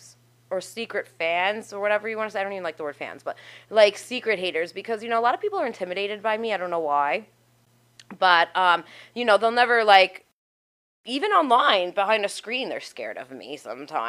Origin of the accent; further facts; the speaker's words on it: New York City, New York, United States; I'm from Staten Island